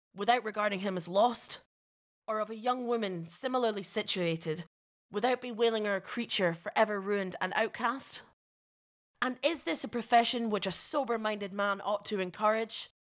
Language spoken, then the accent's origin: English; Inverness, Scotland, United Kingdom; I grew up in Inverness